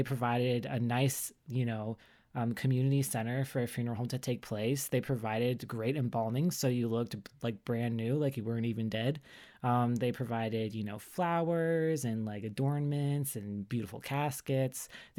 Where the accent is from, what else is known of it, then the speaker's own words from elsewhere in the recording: the South, United States; I talked about how I grew up like in the South on the East Coast, so around like the Civil War battlegrounds and stuff like that.